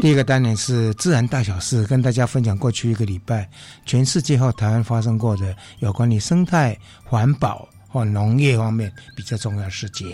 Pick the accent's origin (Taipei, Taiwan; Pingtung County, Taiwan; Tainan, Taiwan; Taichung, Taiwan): Taipei, Taiwan; 我们台北人真的蛮有福气的